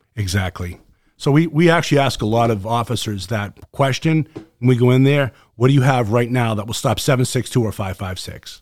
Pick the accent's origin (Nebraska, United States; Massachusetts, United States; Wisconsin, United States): Massachusetts, United States; Boston; accent: Boston; my Boston accent